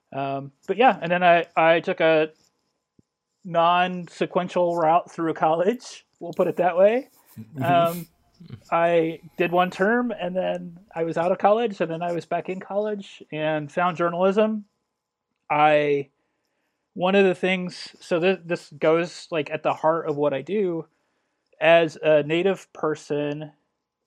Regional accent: Illinois, United States; I grew up in Illinois, central and southern.

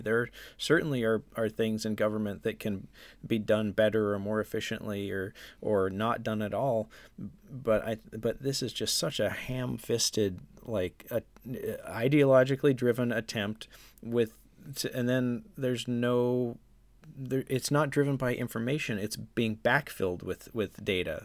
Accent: Juneau, Alaska, United States; growing up in Juneau, K High was our, like, arch rival

